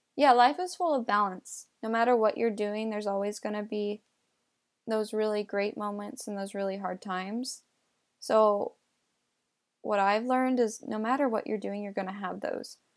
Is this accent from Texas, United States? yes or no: no; California, United States; also born or lived in New York; but the rest of my life I've been in California.